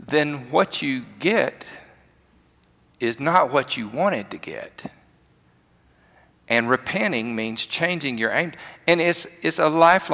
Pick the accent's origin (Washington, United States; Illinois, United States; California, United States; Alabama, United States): Alabama, United States; rural; I grew up in the country, another part of the state